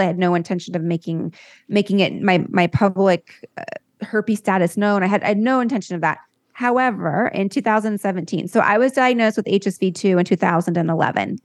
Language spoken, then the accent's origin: English; La Jolla, California, United States; I grew up in La Jolla, California